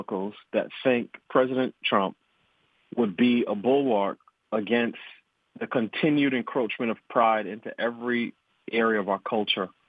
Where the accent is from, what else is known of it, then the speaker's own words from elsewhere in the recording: New York, United States; I'm from New York